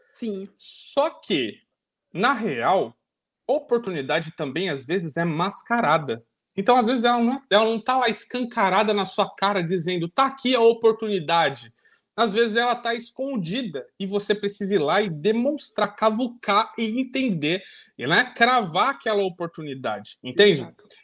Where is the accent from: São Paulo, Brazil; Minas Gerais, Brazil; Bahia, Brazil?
Bahia, Brazil; Salvador; eu posso dizer é assim, ô Bruna, eu sou de SSA e já era, meu.